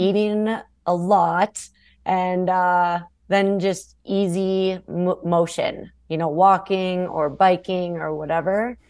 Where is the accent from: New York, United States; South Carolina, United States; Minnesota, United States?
Minnesota, United States; Being a Minnesotan